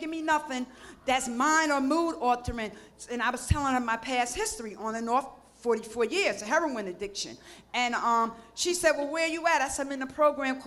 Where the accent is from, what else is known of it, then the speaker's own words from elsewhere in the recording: New Jersey, United States; I'm from New Jersey